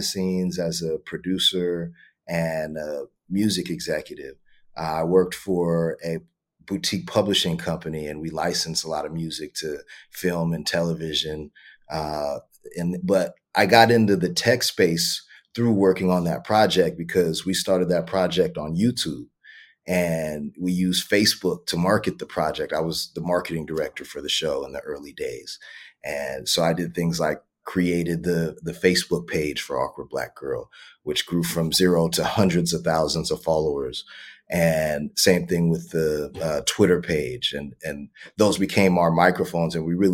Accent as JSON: {"language": "English", "town": "Los Angeles", "region": "California", "country": "United States", "tie": "born or raised there", "also_born_or_lived": "San Diego / Carlsbad", "said": "I grew up in West LA, mid-city."}